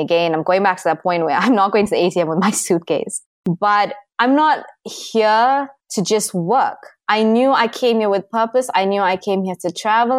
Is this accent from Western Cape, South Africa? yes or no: no; Durban, KwaZulu-Natal, South Africa; moved away as an adult; also born or lived in South Korea / Kuwait; I'm from the East Coast of South Africa. My city is called Durban, and I basically grew up there.